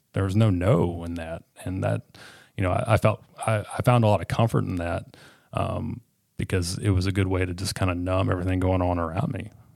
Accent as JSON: {"language": "English", "region": "Northwest Arkansas", "country": "United States", "tie": "born or raised there", "also_born_or_lived": "Little Rock, Arkansas / England, Arkansas", "said": "I was born in Little Rock, and I lived in, uh, southern Arkansas in a town called England, down in the, uh, Cotton Belt. Um, we moved up here when I was in, I believe, third grade"}